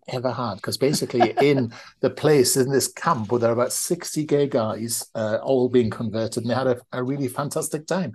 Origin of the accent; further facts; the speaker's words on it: United Kingdom; now in North East England, United Kingdom; we're British